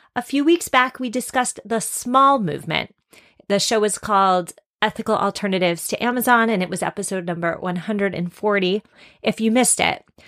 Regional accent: Massachusetts, United States; my home state of Massachusetts

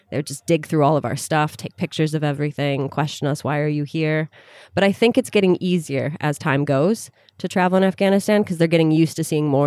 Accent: United States; moved away; also born or lived in Sudan; I'm an American tourist.

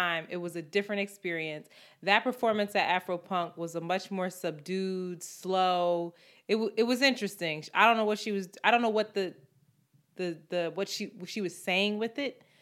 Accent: Philadelphia, Pennsylvania, United States; we're both from Philly

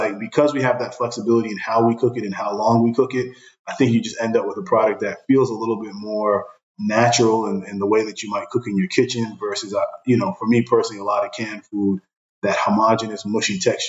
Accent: Brooklyn, New York, United States; I grew up in Brooklyn, and, you know, to this day, if I'm eating jerk chicken, it's almost like I can hear reggae music in the background

